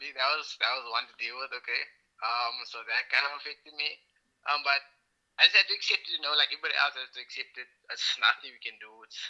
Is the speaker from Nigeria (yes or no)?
no; Cape Town, Western Cape, South Africa; okay? I'm from Musenberg side.